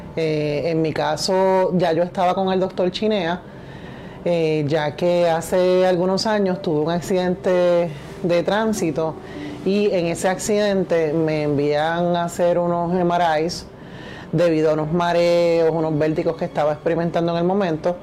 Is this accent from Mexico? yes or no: no; Carolina, Puerto Rico; also born or lived in Lares, Puerto Rico; soy natural de Lares, de Castañer, eh, pero me crié toda mi vida en Carolina